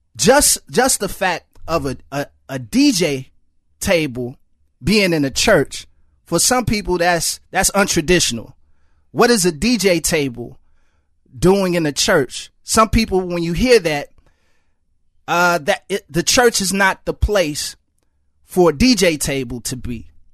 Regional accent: Chicago, Illinois, United States; I grew up in Chicago public housing.

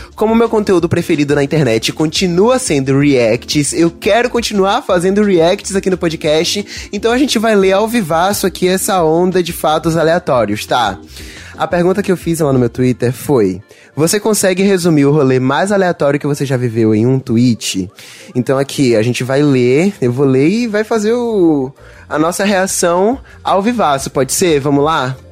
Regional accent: Bahia, Brazil; eu sou aqui da Bahia

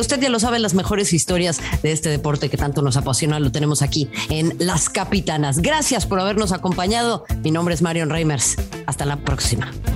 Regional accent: Mexico; nuestro vecino del norte

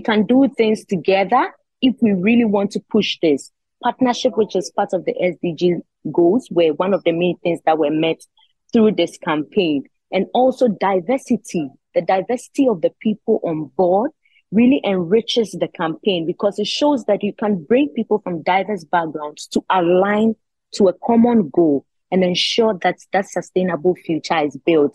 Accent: Ghana; I'm from Ghana. I'm the only one from Ghana.

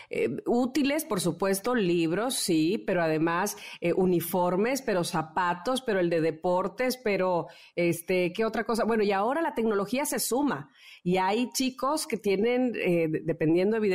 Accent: Chile; Y soy chileno.

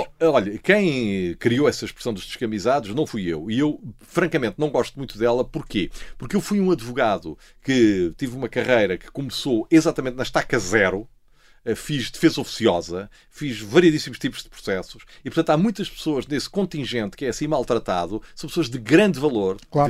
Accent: Lisbon, Portugal; eu sou lisboeta, nasci em, em, Lisboa, no Hospital de Santa Maria, mas os meus pais são alentejantes

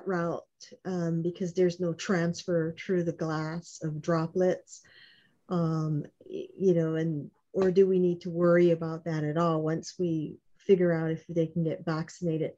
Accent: Honolulu, Hawaii, United States; I was raised on Waialua Street, just down the road from Stevenson

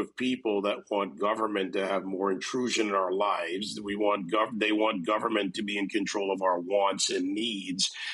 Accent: Jamaica; born or raised there; also born or lived in Gilbertsville, New York; now in Miami, United States

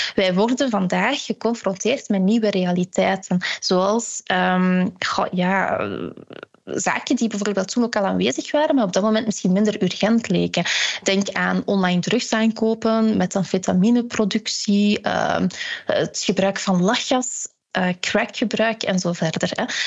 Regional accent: Ghent area, Flanders, Belgium; ik ben zelf van het Gentse

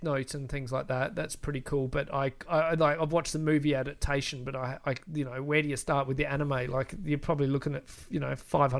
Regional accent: Australia; we're Australian too.

